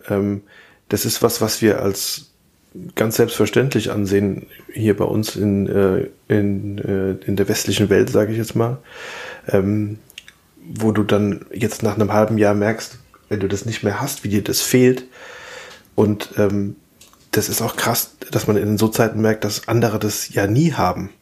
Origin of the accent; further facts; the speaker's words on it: Rhineland-Palatinate, Germany; ich als Pfälzer